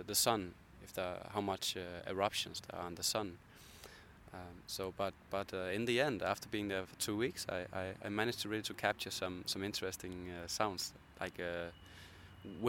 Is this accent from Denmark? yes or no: yes; Copenhagen, Capital Region of Denmark, Denmark; I'm from Copenhagen